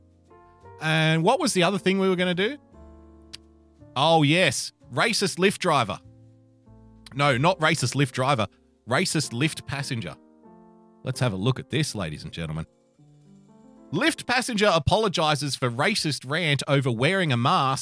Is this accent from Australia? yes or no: yes; Australia; being an Australian